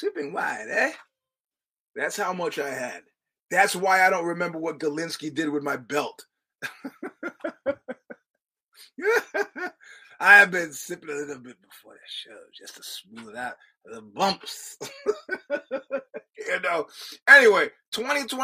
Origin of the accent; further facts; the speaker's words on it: New York, United States; I'm a New Yorker